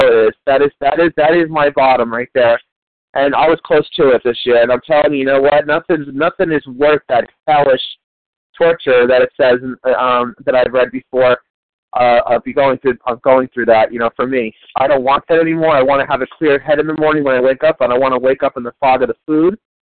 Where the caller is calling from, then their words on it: New Jersey, United States; I'm calling from New Jersey. I'm an East Coast.